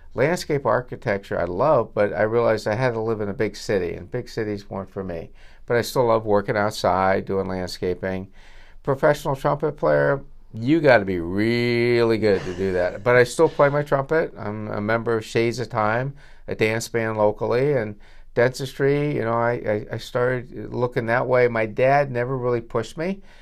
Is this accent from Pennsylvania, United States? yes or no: yes; Vernon Township, Pennsylvania, United States; I grew up in Verner Township